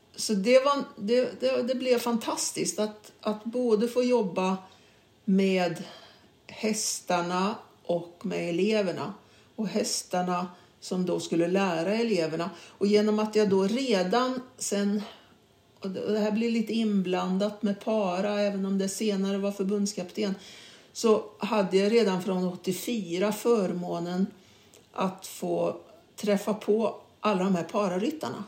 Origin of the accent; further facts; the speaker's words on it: Karlstad, Värmland, Sweden; moved away; also born or lived in Stockholm; jag var uppväxt i Karlstad